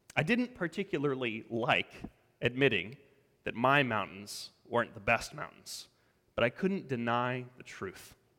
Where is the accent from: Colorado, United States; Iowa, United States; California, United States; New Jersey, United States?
Colorado, United States; moved away; I grew up in Colorado.